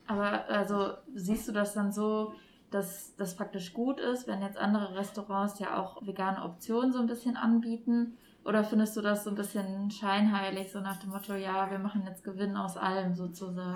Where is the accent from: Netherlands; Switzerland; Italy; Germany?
Germany; Duisburg, North Rhine-Westphalia; hier in meiner Heimatstadt Duisburg.